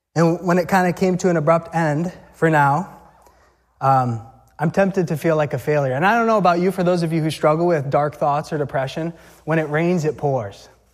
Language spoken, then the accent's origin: English; Massachusetts, United States; also born or lived in Natick, Massachusetts / Weymouth, Massachusetts; we grew up in Mass